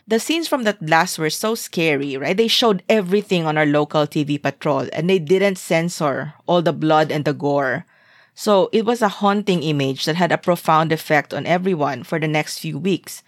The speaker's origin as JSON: {"language": "English", "town": "Zamboanga", "region": "Zamboanga Peninsula", "country": "Philippines", "tie": "born or raised there", "also_born_or_lived": "Singapore", "moved": "as an adult", "said": "my hometown was at war."}